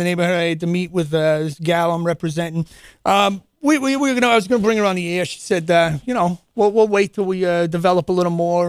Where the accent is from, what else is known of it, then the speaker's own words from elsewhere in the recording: New Jersey, United States; And now I can say I'm from Jersey.